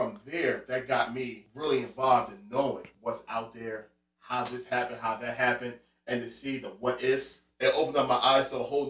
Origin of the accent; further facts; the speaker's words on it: Philadelphia, Pennsylvania, United States; I'm from West Philly. And I grew up right there on, right near 58th and Market. So I'm right in the heart of West Philadelphia.